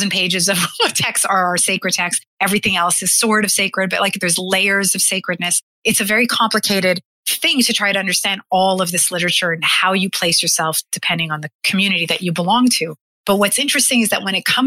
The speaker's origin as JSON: {"language": "English", "country": "Canada", "said": "as a Canadian, as a white woman, as somebody from the 21st century"}